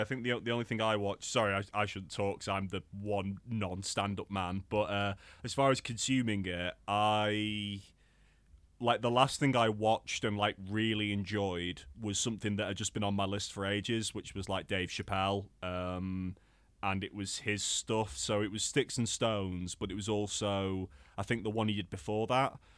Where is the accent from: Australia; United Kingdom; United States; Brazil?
United Kingdom; Crewe, North West England; it's like my lo, my hometown's venue